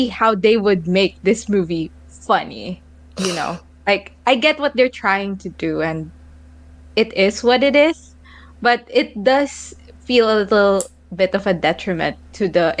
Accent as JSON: {"language": "English", "country": "Philippines", "said": "I am Filipino, so I speak the language"}